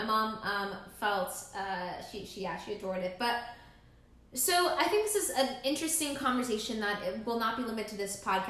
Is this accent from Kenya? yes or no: yes; Kenya; because, I mean, we're Kenyan, but I truly couldn't tell you a thing about Algeria.